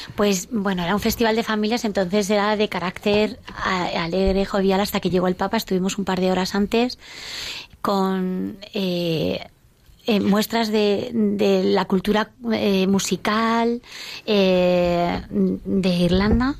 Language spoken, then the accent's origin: Spanish; Villaviciosa de Odón, Community of Madrid, Spain; somos de Villaviciosa de Odón